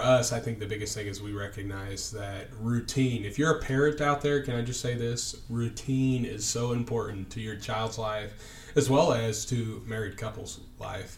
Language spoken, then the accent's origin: English; Indianapolis, Indiana, United States; also born or lived in Knoxville, Tennessee; I grew up in Indianapolis, Indiana, uh, west side